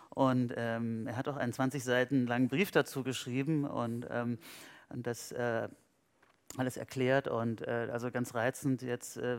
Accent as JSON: {"language": "German", "region": "West Germany", "country": "Germany", "said": "als Westdeutscher hatte ich ja mit Pionieren nichts zu tun."}